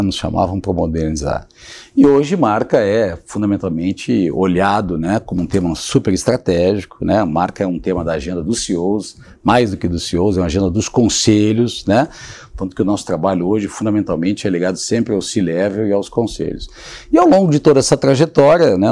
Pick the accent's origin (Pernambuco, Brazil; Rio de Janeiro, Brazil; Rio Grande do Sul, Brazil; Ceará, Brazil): Rio Grande do Sul, Brazil; sou gaúcho